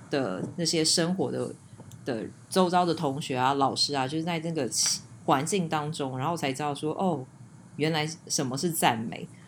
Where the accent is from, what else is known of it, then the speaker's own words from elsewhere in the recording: Taiwan; moved away; 小时候在，呃，台湾这样长大